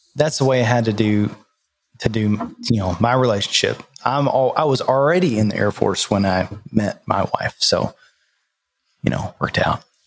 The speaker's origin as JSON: {"language": "English", "town": "Nashville", "region": "Tennessee", "country": "United States", "said": "I'm from Nashville"}